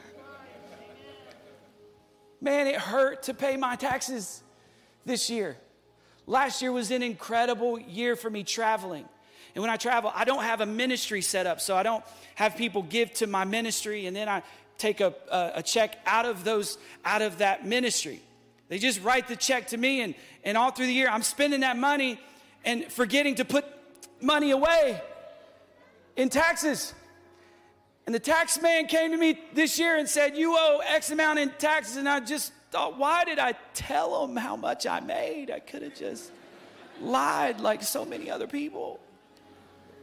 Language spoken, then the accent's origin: English; United States; as American Christians